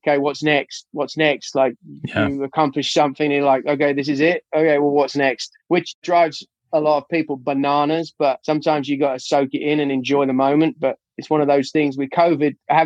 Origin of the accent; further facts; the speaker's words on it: Surrey, South East England, United Kingdom; now in United States; I grew up in Surrey, England